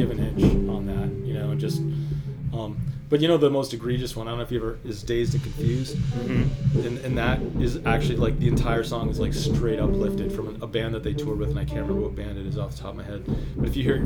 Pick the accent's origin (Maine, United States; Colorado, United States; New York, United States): Maine, United States; Waterville; also born or lived in Israel; I grew up in Waterville, Maine